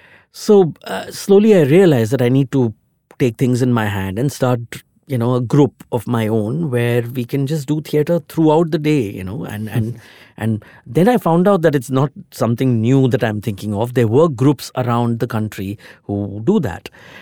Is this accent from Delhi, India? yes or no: no; Mumbai, Maharashtra, India; Since I'm from Mumbai, I wanted to go to the countryside away from the city.